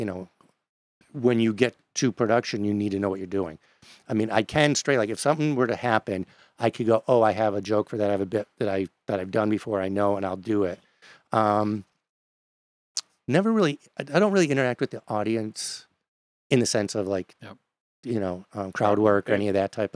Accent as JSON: {"language": "English", "region": "New York", "country": "United States", "tie": "born or raised there", "said": "I grew up in New York State"}